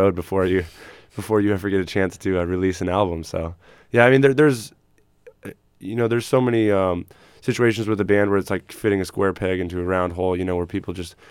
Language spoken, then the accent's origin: English; San Diego, California, United States; also born or lived in Phoenix, Arizona / Texas; I was born in Phoenix